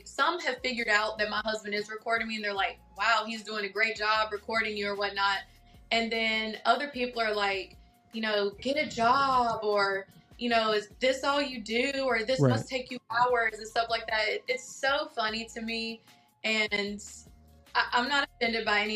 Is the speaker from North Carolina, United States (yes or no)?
yes; Denton, North Carolina, United States; moved away as an adult; also born or lived in Greensboro, North Carolina; now in Atlanta, United States; I am from North Carolina, a very, very, very, very small country town called Denton, and that's where I grew up.